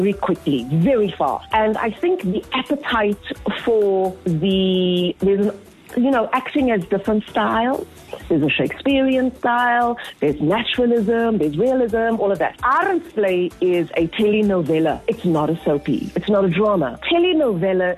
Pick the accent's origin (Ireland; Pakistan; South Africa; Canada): South Africa; Cape Town, Western Cape; I grew up in Mitchell's Plain. I know it. I've seen it. I've grown up around it.